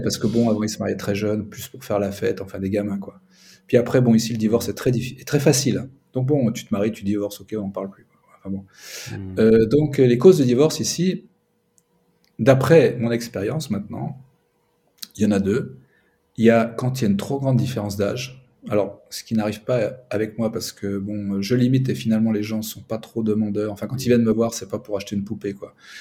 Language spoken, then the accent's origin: French; Paris, Île-de-France, France; moved away as an adult; also born or lived in Ukraine; now in Minsk, Belarus; je suis parisien